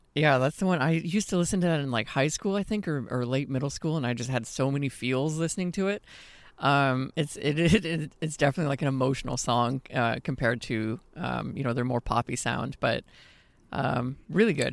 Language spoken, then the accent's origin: English; Austin, Texas, United States; my hometown of Austin